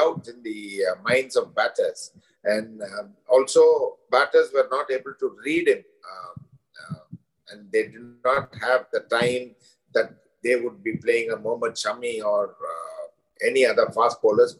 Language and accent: English; India; as an Indian, and more so as an Indian coach